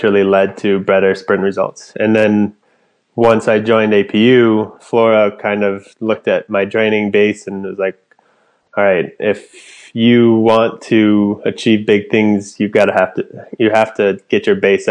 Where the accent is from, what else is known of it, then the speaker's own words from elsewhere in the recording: Anchorage, Alaska, United States; also born or lived in Fairbanks, Alaska; Where I'm from Alaska, born and raised in Anchorage